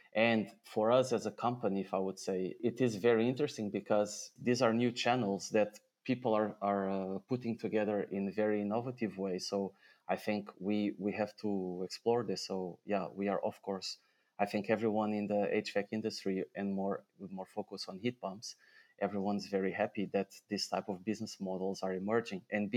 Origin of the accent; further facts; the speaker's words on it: Portugal; moved away as an adult; also born or lived in Switzerland; now in Netherlands; my home country, Portugal